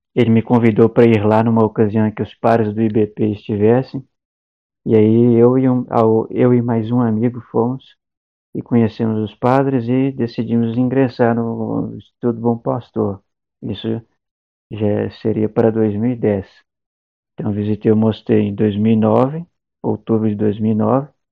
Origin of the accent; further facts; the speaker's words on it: Sabará, Minas Gerais, Brazil; moved away; Eu sou de Minas, não, não contei ainda, mas eu sou de Minas, da região metropolitana de Minas, de Belo Horizonte, de, da cidade de Sabará, que é uma cidadezinha histórica